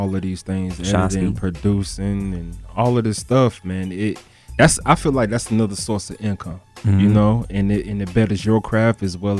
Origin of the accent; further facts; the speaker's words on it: Florida, United States; now in Atlanta, United States; I'm from Florida.